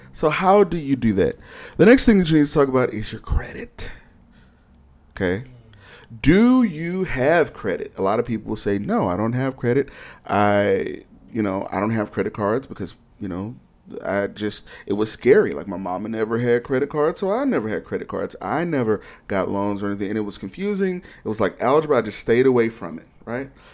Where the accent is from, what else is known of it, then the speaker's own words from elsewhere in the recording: Houston, Texas, United States; also born or lived in Austin / Dallas / Seattle; now in Detroit, United States; I'm from Houston and I've also lived in, in Austin, Dallas, and Seattle